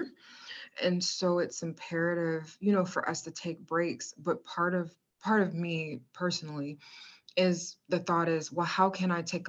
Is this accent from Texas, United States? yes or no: no; Virginia, United States; also born or lived in Maryland; the Commonwealth of Virginia, my home state, hey, 757